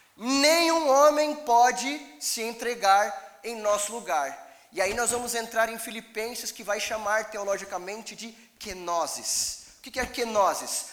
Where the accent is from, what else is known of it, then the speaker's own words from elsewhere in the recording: Brazil; como bons brasileiros